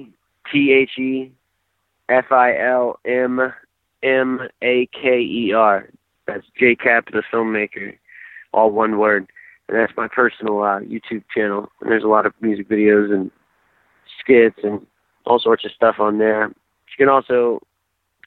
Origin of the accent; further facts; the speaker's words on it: Atlanta, Georgia, United States; I grew up in Atlanta, so we are the home of hip hop and rap music